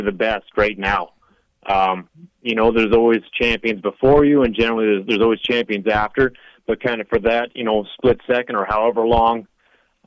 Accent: Canada; I've fought in my home country, obviously in like Toronto, Canada

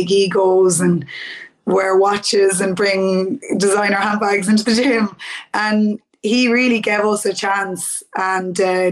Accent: Mullingar, Westmeath, Ireland; I'm from Mullingar

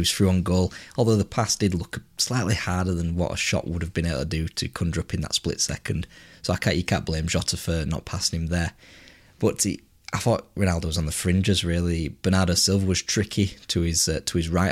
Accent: England, United Kingdom; being English

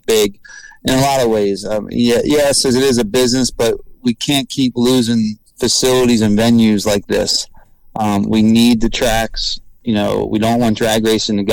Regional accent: Maple Grove, Pennsylvania, United States; And it's my hometown.

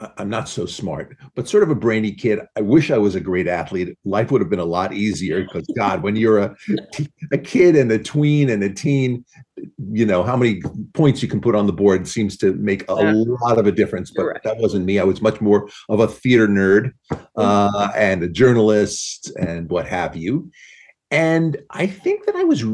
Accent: Long Island, New York, United States; I grew up on Long Island

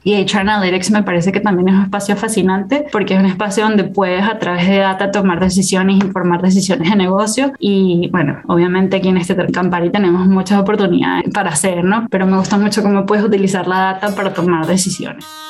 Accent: Caracas, Capital District, Venezuela; moved away as an adult; also born or lived in Singapore / United States; yo soy venezolana

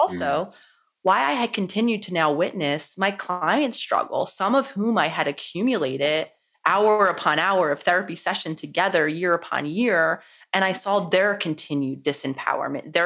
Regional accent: Philadelphia, Pennsylvania, United States; I was born in Philadelphia, so very much a city girl at heart. I was living in Philadelphia in my home city

